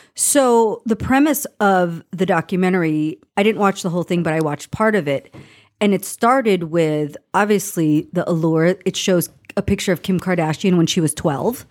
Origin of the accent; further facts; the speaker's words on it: Los Angeles, California, United States; I grew up in Los Angeles